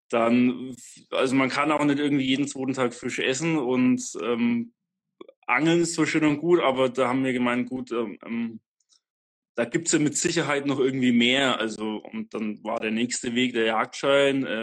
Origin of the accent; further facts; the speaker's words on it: Bavaria, Germany; ich komme aus Franken, ähm, eigentlich direkt nördlich von Nürnberg.